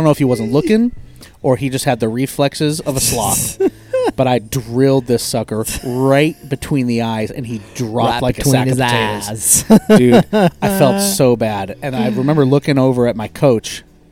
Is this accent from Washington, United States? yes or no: yes; Eastern Washington, United States; I grew up in Eastern Washington